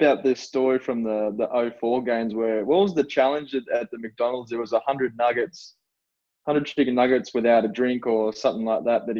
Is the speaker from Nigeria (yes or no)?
no; Newcastle, New South Wales, Australia; also born or lived in Canberra; now in Gold Coast, Australia; here for about 10 years now. And before that, I spent 2 years in Canberra at the AIS, and then I was born and raised in Newcastle.